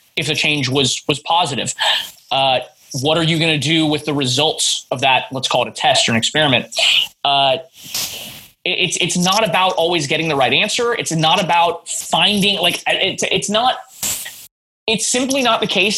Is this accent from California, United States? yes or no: yes; Monterey, California, United States; moved away as an adult; now in Seattle, United States; This is when I still lived in my hometown of Monterey